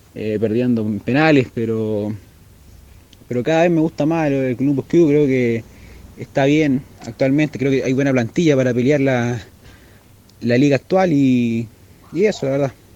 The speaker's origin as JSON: {"language": "Spanish", "country": "Chile", "said": "yo soy de Chile"}